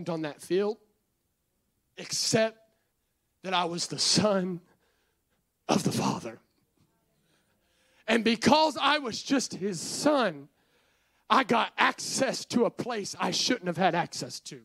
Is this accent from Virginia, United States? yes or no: yes; Virginia, United States; We're from Virginia